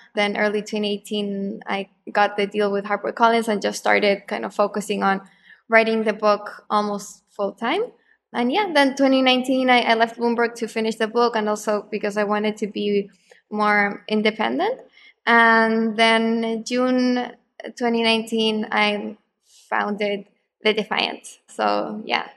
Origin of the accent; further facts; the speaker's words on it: Santiago, Santiago Metropolitan Region, Chile; moved away; also born or lived in Argentina; I'm actually from Chile, from Santiago